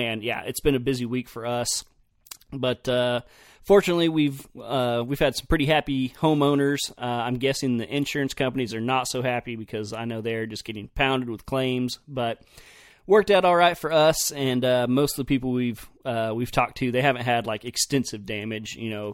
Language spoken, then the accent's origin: English; Oklahoma, United States; Anytime I told somebody I was from Oklahoma, they were like, oh, y'all have hogs, don't you?